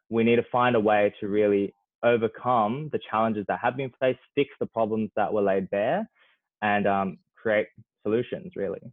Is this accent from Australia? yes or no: yes; Australia; as Australian young people